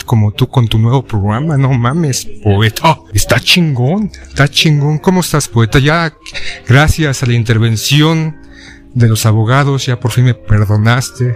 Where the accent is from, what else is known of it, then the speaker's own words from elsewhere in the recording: Mexico; como mexicanos